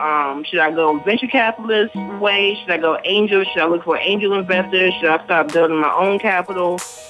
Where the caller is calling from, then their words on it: Norfolk, Virginia, United States; I'm calling in from Norfolk, Virginia.